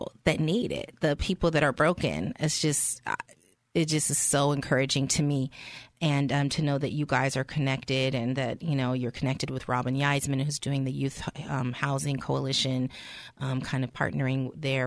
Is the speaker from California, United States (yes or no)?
yes; San Francisco, California, United States; I grew up in San Francisco and, you know, I was an abused child there